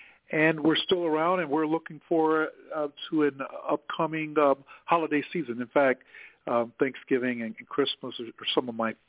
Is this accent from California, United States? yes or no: no; Chicago, Illinois, United States; I grew up there on the south side of Chicago in the Auburn Gresham neighborhood. I come from a very large family. I'm one of 12 siblings